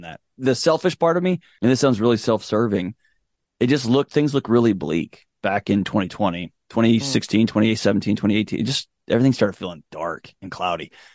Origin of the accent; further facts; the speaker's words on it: Houston, Texas, United States; moved away as an adult; now in Nashville, United States; I was born and raised in Houston, Texas. I spent all my life in Texas till I moved out here